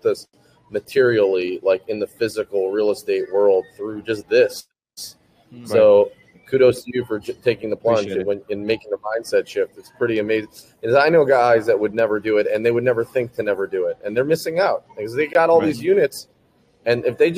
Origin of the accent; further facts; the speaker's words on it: Cleveland, Ohio, United States; now in Tennessee, United States; I grew up in Cleveland, Ohio